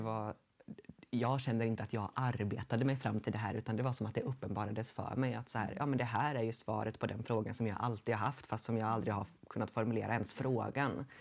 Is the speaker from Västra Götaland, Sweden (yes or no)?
yes; Gothenburg, Västra Götaland, Sweden; also born or lived in Dals Långed; jag kommer från Göteborg